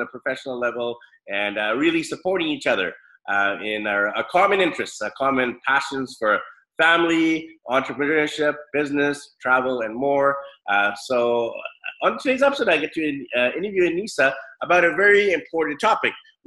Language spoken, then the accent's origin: English; Vancouver, British Columbia, Canada; growing up in Vancouver